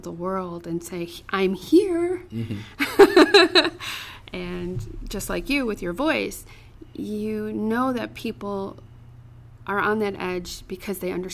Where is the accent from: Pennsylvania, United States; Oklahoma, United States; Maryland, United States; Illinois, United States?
Illinois, United States; Chicago; I'm from Chicago